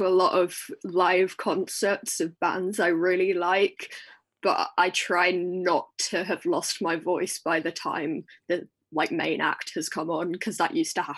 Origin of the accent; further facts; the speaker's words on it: Essex, East of England, United Kingdom; I'm from Essex.